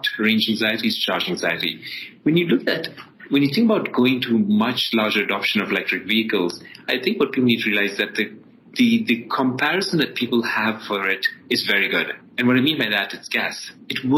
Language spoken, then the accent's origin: English; Ethiopia; also born or lived in Dubai, United Arab Emirates; now in United States; I was born in Ethiopia and then actually finished my high school in Dubai and then came over to the US to study.